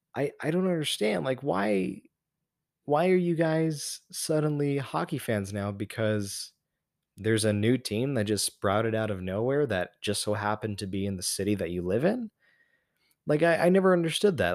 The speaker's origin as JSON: {"language": "English", "town": "Las Vegas", "region": "Nevada", "country": "United States", "tie": "born or raised there", "moved": "yes", "said": "my hometown"}